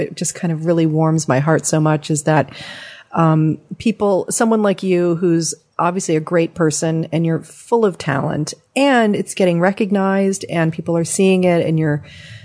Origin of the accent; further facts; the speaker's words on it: Southern California, United States; growing up in Southern California